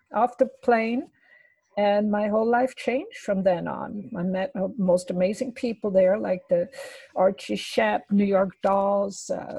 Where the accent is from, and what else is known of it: Wädenswil, Zurich, Switzerland; born or raised there; English is a second language; moved away; also born or lived in Swiss Alps